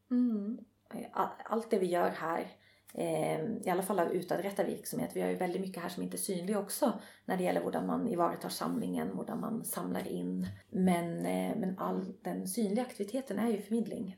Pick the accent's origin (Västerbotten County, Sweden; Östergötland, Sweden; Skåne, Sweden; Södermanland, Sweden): Södermanland, Sweden; Nyköping; also born or lived in Rauland, Telemark, Norway; Jag har växt upp i, eh, i Nyköping.